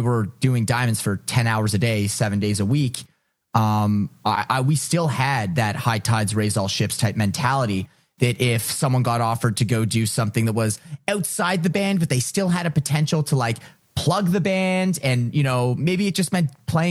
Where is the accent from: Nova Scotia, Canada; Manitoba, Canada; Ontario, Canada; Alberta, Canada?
Ontario, Canada; Ottawa; moved away as an adult; also born or lived in Toronto; I'm from Ottawa, so whether or not I wanted to learn French, I learned French